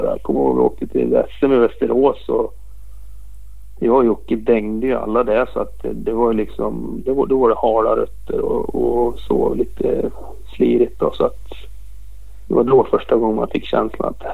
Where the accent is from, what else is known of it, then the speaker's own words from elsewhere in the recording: Austria; Jag är från Österrike.